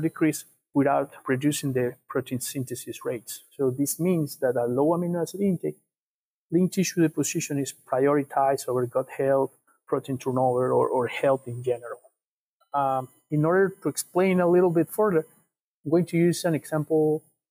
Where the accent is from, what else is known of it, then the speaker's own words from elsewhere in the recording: Ecuador; now in South Dakota, United States; I'm from Ecuador